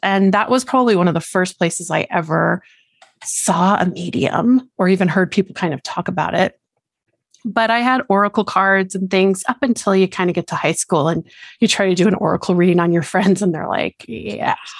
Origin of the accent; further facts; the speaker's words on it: Colorado, United States; I born and raised in Colorado down here in the lower states